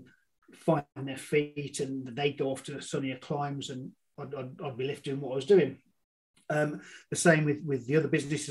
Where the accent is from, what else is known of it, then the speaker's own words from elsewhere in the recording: Birmingham, West Midlands, United Kingdom; I'm from Birmingham, UK, not Alabama. I was brought up on an estate in Birmingham.